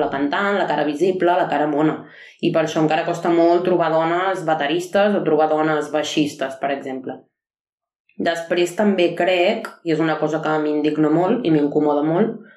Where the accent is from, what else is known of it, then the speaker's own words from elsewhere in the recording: Arenys de Mar, Catalonia, Spain; sóc d'Arenys de Mar